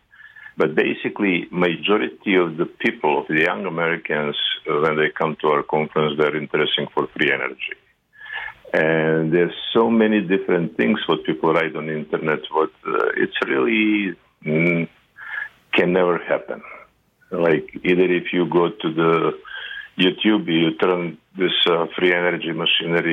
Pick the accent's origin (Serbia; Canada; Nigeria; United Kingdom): Serbia; English is a second language; moved away as an adult; also born or lived in Croatia; I'm Serbian, also from Croatia, so we relocate. When I was 6 years old, we relocated from Croatia to Serbia